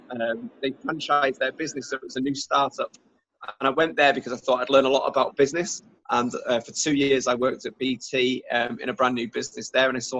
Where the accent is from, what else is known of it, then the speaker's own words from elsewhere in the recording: Germany; also born or lived in North Wales; So I was born and lived in Germany, and then I went to school in North Wales.